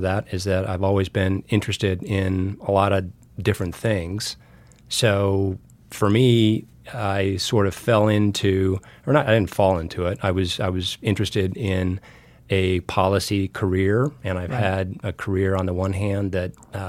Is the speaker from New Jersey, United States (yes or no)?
no; Wyoming, United States; moved away; also born or lived in Washington, D.C.; Born and raised in Wyoming